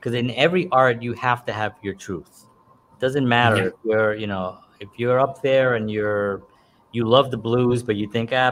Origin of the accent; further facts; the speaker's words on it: New York City, New York, United States; I grew up in the Bronx